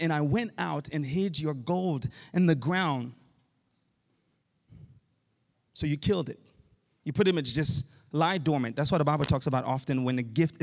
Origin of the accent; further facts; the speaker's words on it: Haiti; moved away; Growing up in Haiti